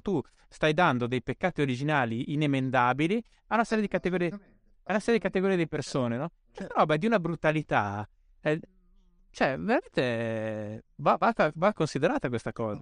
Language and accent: Italian; Bolzano, Trentino-Alto Adige, Italy; sono cresciuto in Alto Adige